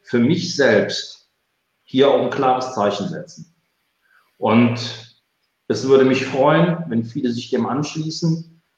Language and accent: German; Cologne, North Rhine-Westphalia, Germany; Bin ich als Kölner gewohnt